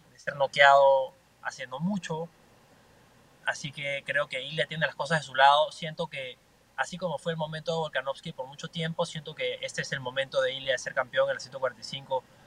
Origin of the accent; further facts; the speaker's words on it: Peru; now in Miami, United States; soy representante eh, peruano, representante latino